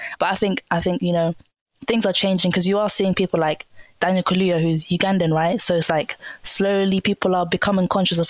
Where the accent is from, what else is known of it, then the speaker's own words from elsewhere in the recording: Somalia; Oh, yeah, you know, I'm from Somalia.